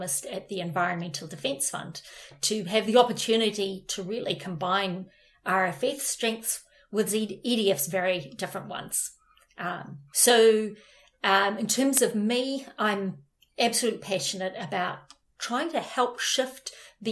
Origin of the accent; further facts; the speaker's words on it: New Zealand; moved away; I am from New Zealand, maybe because I'm from such a little country